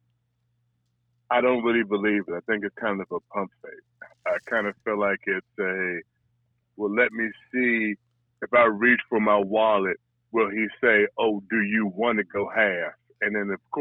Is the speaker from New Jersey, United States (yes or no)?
no; Prince George's County, Washington, D.C. area, Maryland, United States; I grew up in the Washington, D.C. area, Prince George's County to be specific